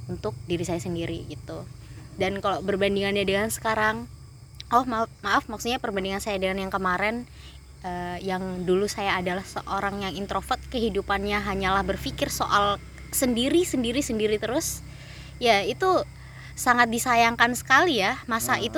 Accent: Timika, Central Papua, Indonesia; meskipun saya berasal dari Timika Papua, saya punya teman yang asli dari Malang, Surabaya, bahkan Bandung, bahkan sampai Lampung

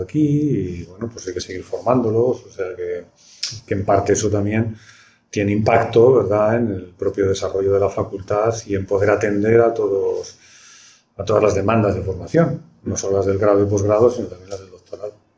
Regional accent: Burgos, Castile and León, Spain; moved away; Yo procedo de una ciudad de provincias, estudié matemáticas provincia provincias que ahora tiene universidad, que es Burgos

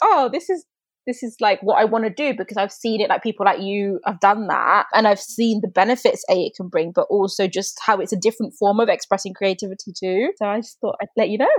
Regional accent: Coventry, West Midlands, United Kingdom; I'm from Coventry

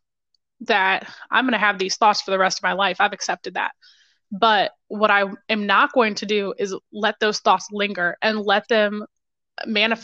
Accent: Toledo, Ohio, United States; moved away; Originally, I'm from right outside Toledo.

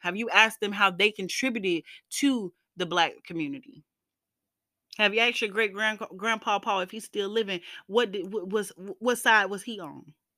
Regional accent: the South, United States; moved away; I went to school in the South, I grew up in the South

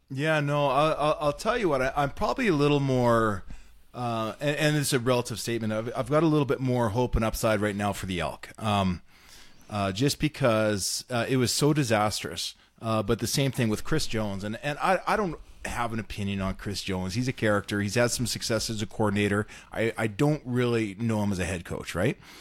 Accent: North Battleford, Saskatchewan, Canada; growing up in Saskatchewan

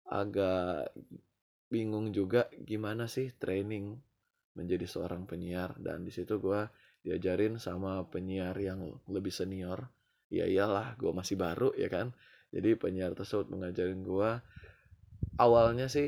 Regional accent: Manado, North Sulawesi, Indonesia; dan gue dari Manado

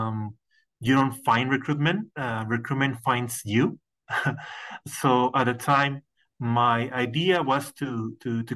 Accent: Mexico; moved away as an adult; also born or lived in United States; I'm originally from Mexico

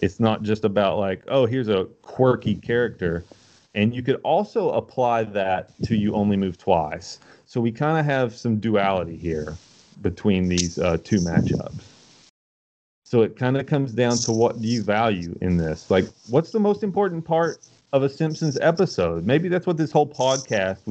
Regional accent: Knoxville, Tennessee, United States; I'm from Knoxville

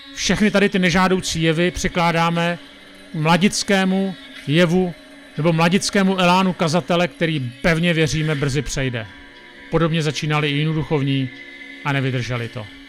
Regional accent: Czechia

